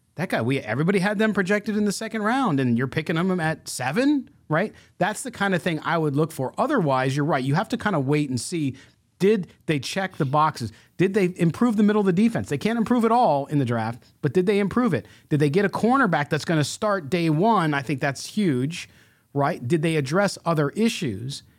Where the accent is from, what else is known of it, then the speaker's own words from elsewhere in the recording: Chicago, Illinois, United States; moved away; I'm originally from Chicago.